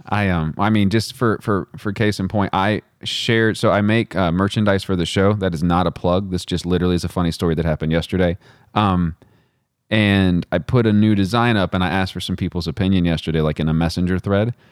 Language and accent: English; Midland, Texas, United States; now in Virginia, United States; I'm from Midland, Texas